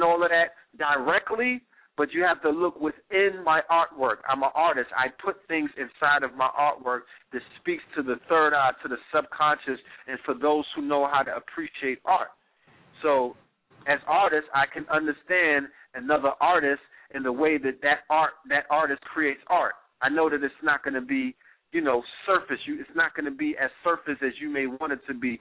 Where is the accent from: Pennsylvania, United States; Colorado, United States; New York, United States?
New York, United States; New York City; Flatbush, Brooklyn, my hometown